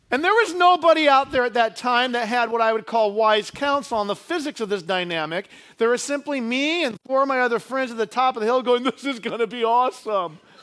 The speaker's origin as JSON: {"language": "English", "town": "Idaho Falls", "region": "Idaho", "country": "United States", "tie": "born or raised there", "said": "When I was a kid growing up in Idaho Falls, we lived out in the country"}